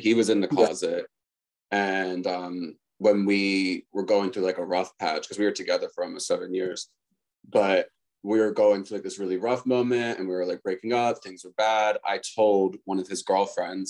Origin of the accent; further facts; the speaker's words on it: right outside of Philly, Pennsylvania, United States; I grew up right outside of Philly too